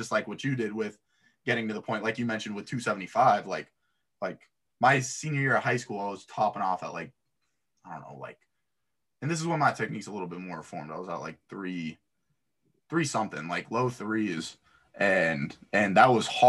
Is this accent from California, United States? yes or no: no; South Florida, United States; I'm from South Florida.